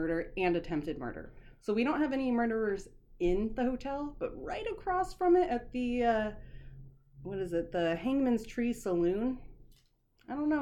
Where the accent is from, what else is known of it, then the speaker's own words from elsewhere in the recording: Placerville, California, United States; moved away; my hometown, Placerville, California